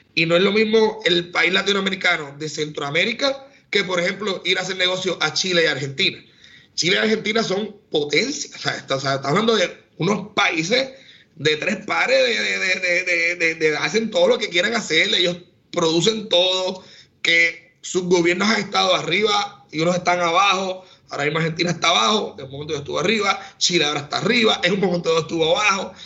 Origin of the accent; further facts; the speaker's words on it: San Juan, Puerto Rico; mi raíz es, el campo, aunque me crié en San Juan